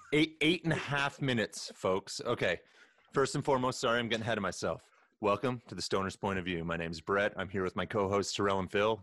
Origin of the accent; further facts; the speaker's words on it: Canada; we are Canadian legal cannabis smokers